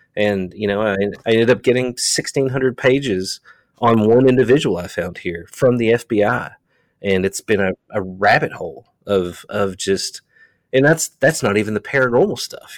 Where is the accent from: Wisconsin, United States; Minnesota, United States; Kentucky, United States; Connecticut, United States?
Kentucky, United States; Eastern; moved away as an adult; now in Somerset, Kentucky, United States; I'm from Eastern Kentucky, a small town